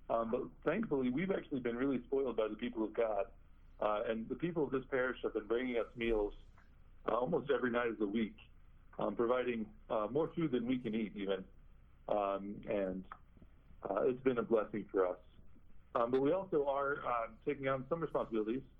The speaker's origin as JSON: {"language": "English", "town": "Bloomington", "region": "Illinois", "country": "United States", "tie": "born or raised there", "said": "uh, first theologian from the Diocese of Peoria. Uh, my hometown is Bloomington Normal, Illinois."}